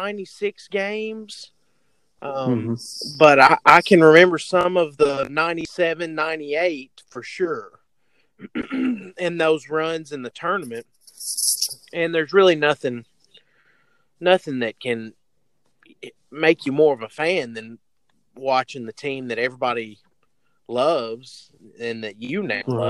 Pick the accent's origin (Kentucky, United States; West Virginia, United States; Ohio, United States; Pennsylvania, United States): Kentucky, United States; Hopkinsville; I'm from Hopkinsville, Kentucky, right outside